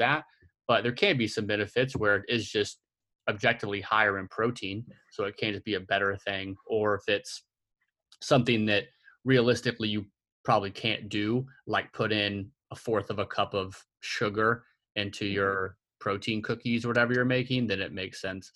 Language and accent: English; Oklahoma City, Oklahoma, United States; I'm from Oklahoma City